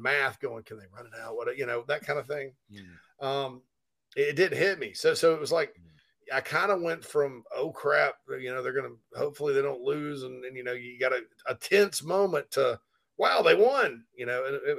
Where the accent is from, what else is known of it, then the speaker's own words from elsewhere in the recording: South Carolina, United States; moved away as an adult; also born or lived in Chicago area; growing up in South Carolina